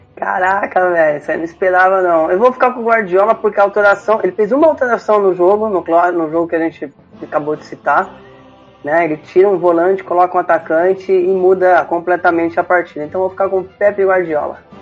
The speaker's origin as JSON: {"language": "Portuguese", "country": "Brazil", "said": "a gente como brasileiro"}